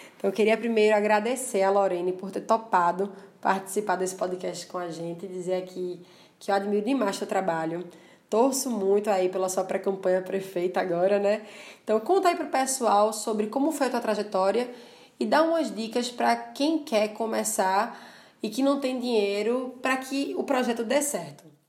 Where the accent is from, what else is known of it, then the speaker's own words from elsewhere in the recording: Paulista, Pernambuco, Brazil; also born or lived in Recife; foi em Maranguape que eu cresci, morei 19 anos lá